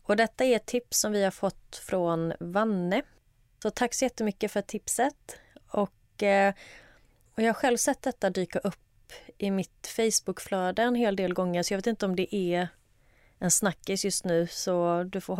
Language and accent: Swedish; Halland County, Sweden; jag kan skylla på att jag kommer från Halland. Jag vet inte om det är dialektalt